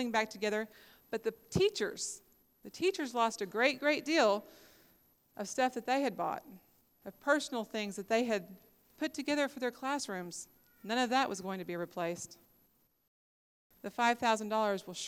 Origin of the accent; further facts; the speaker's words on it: Tahlequah, Oklahoma, United States; we're from Tahlequah, Oklahoma